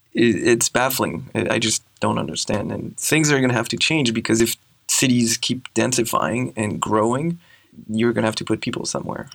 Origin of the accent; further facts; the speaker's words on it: Grenoble, Auvergne-Rhône-Alpes, France; In a town called Grenoble in the Alps